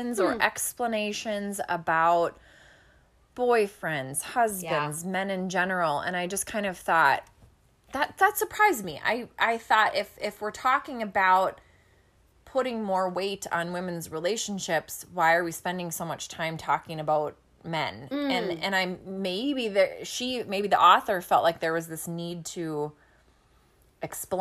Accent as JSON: {"language": "English", "town": "Minneapolis", "region": "Minnesota", "country": "United States", "tie": "born or raised there"}